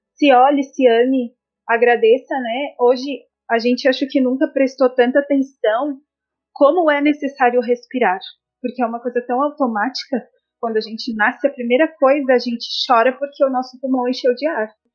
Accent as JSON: {"language": "Portuguese", "town": "São Joaquim", "region": "Santa Catarina", "country": "Brazil", "tie": "born or raised there", "also_born_or_lived": "Santo André", "moved": "yes", "lives_now": "Florianópolis, Brazil", "said": "eu sou de Santo André, né? Morei em Santo André até os meus quatro anos. Fui embora para São Joaquim, na a terra da neve, muitas pessoas já devem ter visto, né, na televisão, São Joaquim, Santa Catarina."}